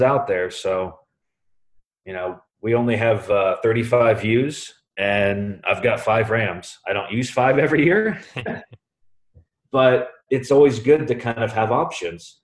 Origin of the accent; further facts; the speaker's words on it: Columbus, Ohio, United States; now in Mount Vernon, United States; I'm originally from Columbus, Ohio, and I now live in Mount Vernon, Ohio, with my wife Katie. Um, originally, we you know we both actually grew up in Columbus.